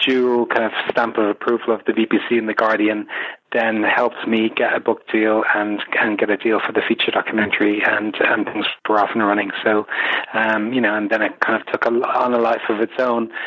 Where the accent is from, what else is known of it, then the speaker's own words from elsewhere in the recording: Ireland; I'm Irish and I come from a Kennedy-loving nation